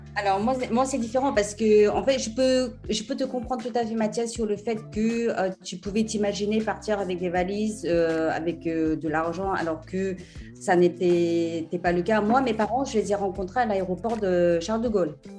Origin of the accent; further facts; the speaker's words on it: France; also born or lived in South Korea; now in England, United Kingdom; je suis française